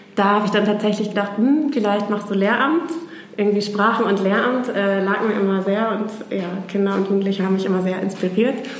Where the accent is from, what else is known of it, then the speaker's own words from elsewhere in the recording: Oldenburg, Lower Saxony, Germany; moved away as an adult; also born or lived in Groningen / Barcelona; now in Hamburg, Germany; ich komme ursprünglich aus Oldenburg